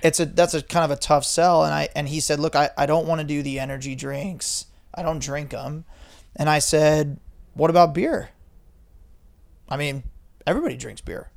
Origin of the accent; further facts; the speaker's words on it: Ventura, California, United States; also born or lived in San Diego; I grew up in Ventura, um, just south of Santa Barbara there and grew up surfing.